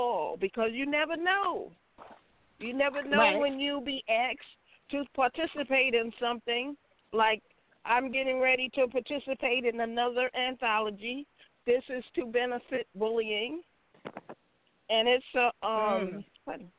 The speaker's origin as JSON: {"language": "English", "town": "New York City", "region": "New York", "country": "United States", "moved": "yes", "lives_now": "North Carolina, United States", "said": "I'm originally from New York City, but I reside now in North Carolina with my family"}